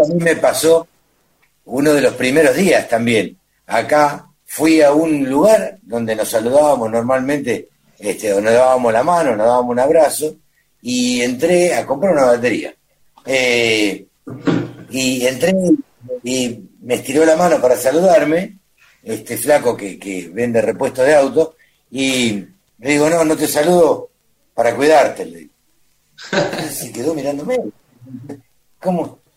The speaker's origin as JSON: {"language": "Spanish", "town": "Maipú", "region": "Buenos Aires Province", "country": "Argentina", "tie": "born or raised there", "moved": "yes", "said": "nací en un pueblo donde te bajabas al banco"}